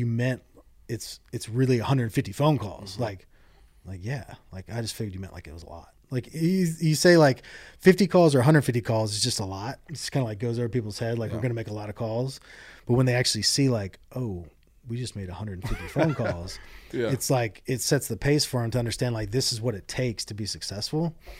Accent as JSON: {"language": "English", "region": "Hawaii", "country": "United States", "tie": "born there", "said": "Or, oh, yeah, I was born in Hawaii. Like, oh, you're born in Hawaii? Like, yeah."}